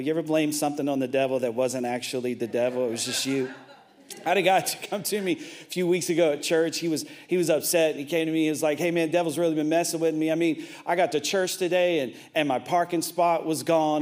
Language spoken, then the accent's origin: English; Tennessee, United States; I'm from Tennessee